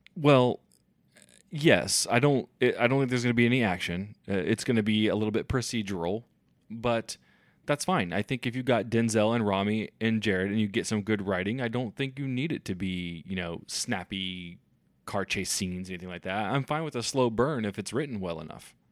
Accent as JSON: {"language": "English", "town": "Kansas City", "region": "Missouri", "country": "United States", "said": "we're from Kansas City"}